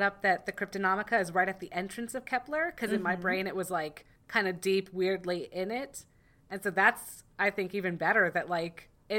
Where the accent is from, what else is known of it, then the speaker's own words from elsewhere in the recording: the North, United States; I'm a Northerner.